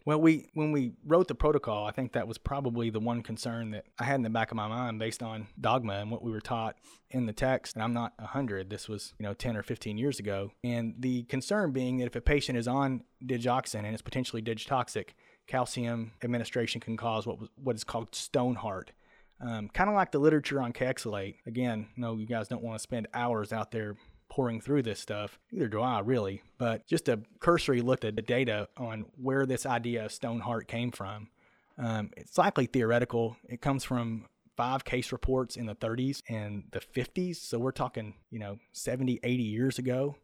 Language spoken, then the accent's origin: English; Kentucky, United States; I'm from Kentucky